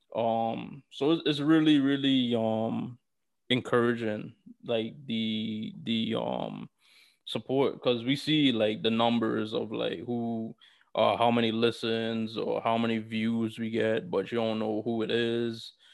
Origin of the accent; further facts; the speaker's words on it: New York City, New York, United States; I'm from New York City